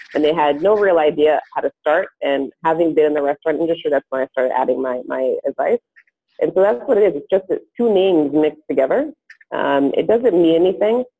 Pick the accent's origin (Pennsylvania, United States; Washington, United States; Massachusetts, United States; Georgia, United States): Massachusetts, United States; also born or lived in Haiti; I grew up in Massachusetts